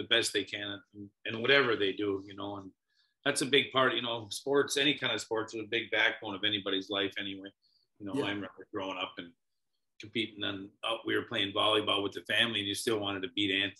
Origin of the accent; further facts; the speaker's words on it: Upper Peninsula, Michigan, United States; now in Woodstock, United States; I'm originally from the Upper Peninsula, Michigan